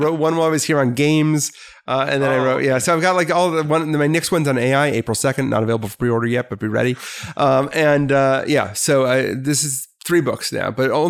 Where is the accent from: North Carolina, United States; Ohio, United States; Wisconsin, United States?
Wisconsin, United States; Milwaukee; moved away as an adult; So you will not get it from my voice, but I was born and raised in Milwaukee, Wisconsin, a great place on a great lake.